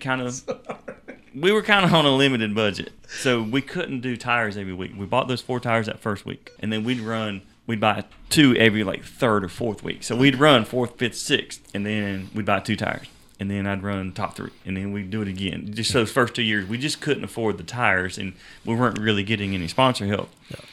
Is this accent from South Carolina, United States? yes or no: yes; Homeland Park, South Carolina, United States; also born or lived in Miami, Florida / Central Florida; I grew up down in Homeland Park